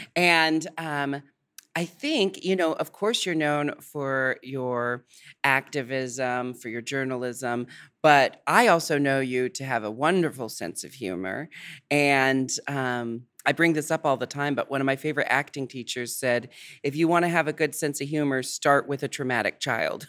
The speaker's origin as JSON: {"language": "English", "country": "United States", "said": "I'm American"}